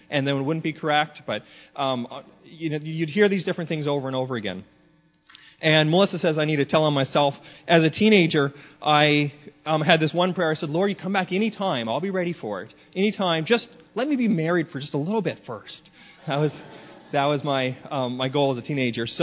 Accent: Canada; moved away; I grew up in the Pentecostal Assemblies of Canada, up in Canada

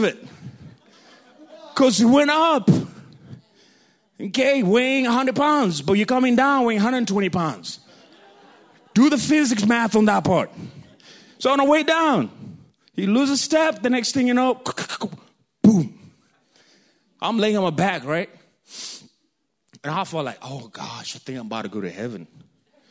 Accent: Kenya; accent: African; moved away; When I was in Kenya

